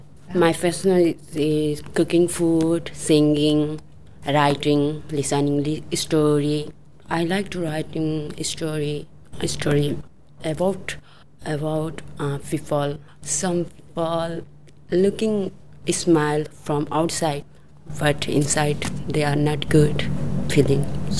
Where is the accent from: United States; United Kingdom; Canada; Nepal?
Nepal; English is a second language; moved away as an adult; now in Australia; I come from Nepal. I've been in Australia 1 year, 6 months. When I've been in Australia, that time I'm a lot of nervous because English is my second language.